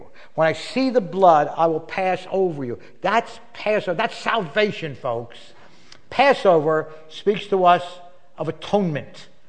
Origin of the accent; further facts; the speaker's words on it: Philadelphia, Pennsylvania, United States; When I was growing up in Philadelphia, I've been saved for 52 years, by the way. I know I don't look old enough. 52 and a half, actually. I got saved May 16, 1961.